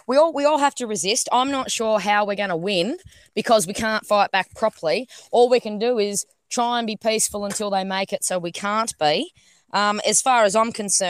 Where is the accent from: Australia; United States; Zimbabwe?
Australia